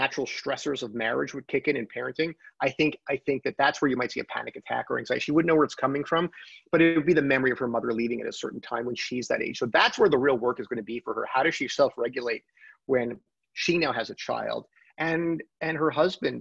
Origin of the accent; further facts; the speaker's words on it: Montreal, Quebec, Canada; now in Toronto, Canada; we're both from Montreal